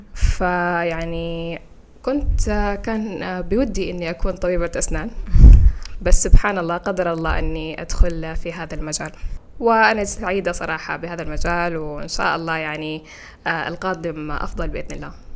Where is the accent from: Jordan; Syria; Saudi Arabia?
Saudi Arabia; accent: Saudi; first language Fula; Arabic is a second language; now in Mauritania; لسه أتكلم باللهجة السعودية إلى الآن